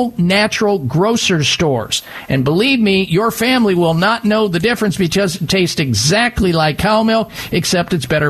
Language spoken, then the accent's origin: English; Midwest, United States; even though I grew up in the Midwest big time on cow milk